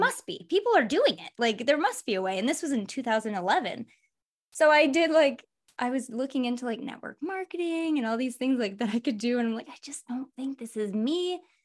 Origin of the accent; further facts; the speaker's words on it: Michigan, United States; I'm from Michigan, so there's a lot of, like, factories.